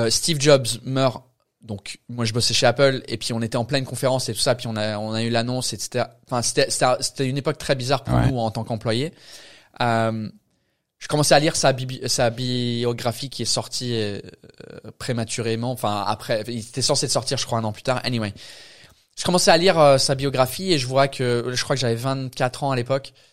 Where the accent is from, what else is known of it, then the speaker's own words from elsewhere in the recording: Canterbury, South East England, United Kingdom; French is a second language; moved away as an adult; also born or lived in France; now in Paris, France; Sud euh, sud-est de l'Angleterre. C'est quoi ça comme, euh, euh, la ville c'est Canterbury, Canterbury.